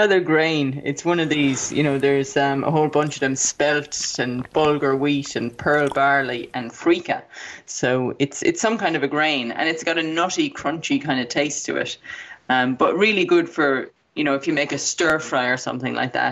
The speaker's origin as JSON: {"language": "English", "country": "Ireland", "tie": "born or raised there", "said": "when we were growing up in Ireland"}